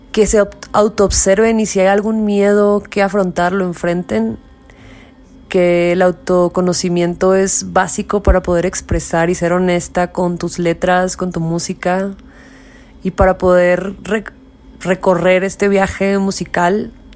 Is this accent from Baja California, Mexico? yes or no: yes; Tijuana, Baja California, Mexico; soy mexicana, norteña, fronteriza, originaria de la ciudad de Tijuana